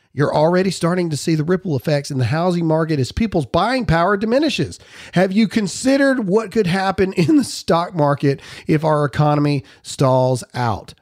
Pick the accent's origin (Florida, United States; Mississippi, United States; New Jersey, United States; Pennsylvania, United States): Mississippi, United States; my hometown in Mississippi